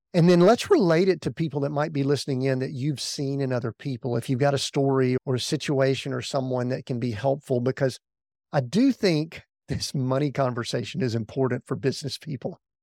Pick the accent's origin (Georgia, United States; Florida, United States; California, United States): Georgia, United States; Atlanta; we grew up in the Atlanta area, and we were born there